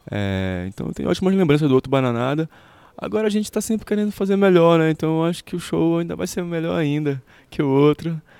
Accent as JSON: {"language": "Portuguese", "region": "Pará", "country": "Brazil", "said": "E a minha tradição, a tradição de onde eu venho, a tradição amazônica, a tradição paraense, ela tinha um rio muito caudaloso para ser mergulhado."}